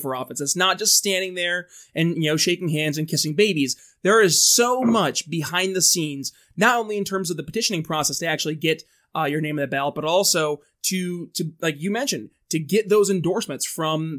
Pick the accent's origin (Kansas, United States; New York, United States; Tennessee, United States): New York, United States; northern; moved away; That's actually my home state as well. I'm from up in northern New York